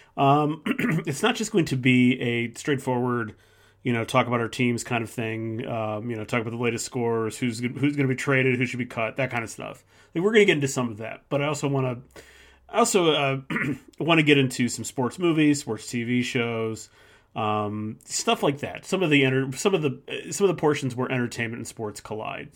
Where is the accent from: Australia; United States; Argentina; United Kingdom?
United States; Midwest; living in the Midwest, growing up in the Midwest